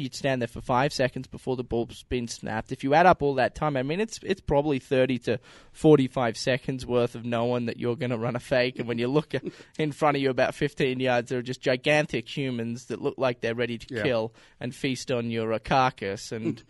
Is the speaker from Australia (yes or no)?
yes; Australia; now in United States; We're both from Australia.